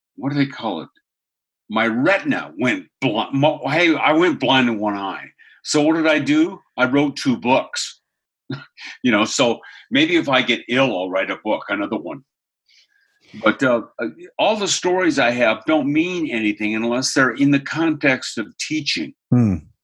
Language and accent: English; Seattle, Washington, United States; moved away as an adult; also born or lived in Australia; I grew up in Seattle